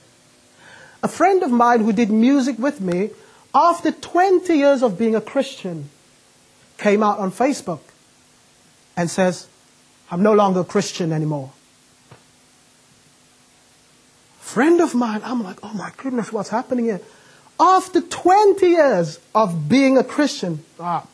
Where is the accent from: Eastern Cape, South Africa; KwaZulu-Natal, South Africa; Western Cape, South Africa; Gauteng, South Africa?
Western Cape, South Africa; Cape Town; now in United Kingdom; I'm not from the UK, I'm from Cape Town.